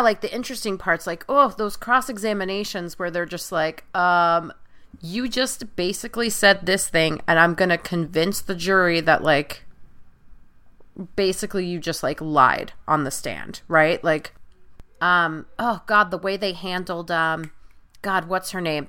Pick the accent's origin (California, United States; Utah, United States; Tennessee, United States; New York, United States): New York, United States; Long Island; I'm originally from Long Island.